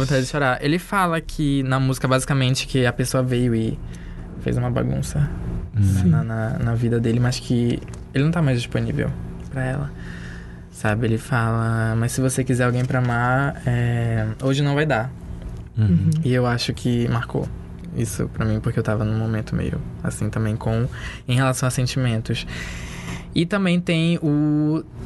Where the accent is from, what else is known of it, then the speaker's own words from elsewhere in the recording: Castanhal, Pará, Brazil; Eu cresci numa cidade do interior